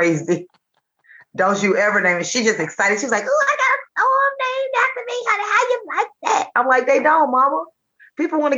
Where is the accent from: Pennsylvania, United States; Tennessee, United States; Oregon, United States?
Tennessee, United States; Chattanooga; now in Nashville, United States; I'm from Chattanooga